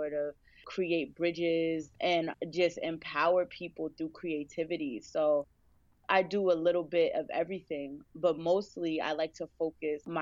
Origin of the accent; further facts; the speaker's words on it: Mount Vernon, New York, United States; also born or lived in New Rochelle, New York; originally, I am from Westchester, New York, Mount Vernon, and New Rochelle. Born and raised, I'm a real Westchester girl